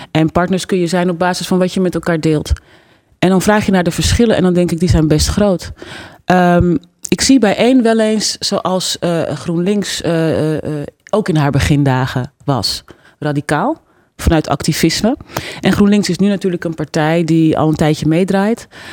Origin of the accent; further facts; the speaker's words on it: Netherlands; als Nederlandse vrouw zou ik het gek vinden dat ik niet goed Nederlands spreek